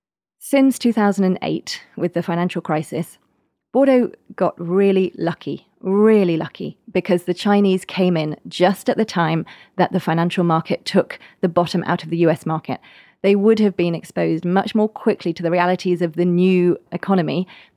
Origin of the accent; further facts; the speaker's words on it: England, United Kingdom; Well, I can tell you as an English person, one of the things I love is you can now get tea in the chateaus.